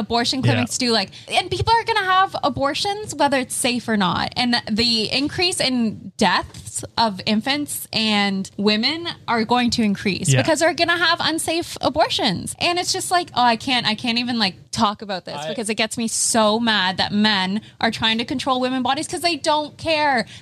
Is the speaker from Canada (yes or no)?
yes; Canada; we're Canadian